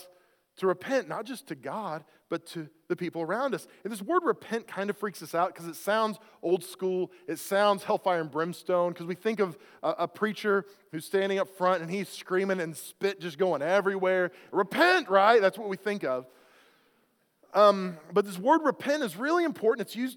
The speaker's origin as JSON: {"language": "English", "region": "Oklahoma", "country": "United States", "tie": "born or raised there", "said": "I grew up in Oklahoma"}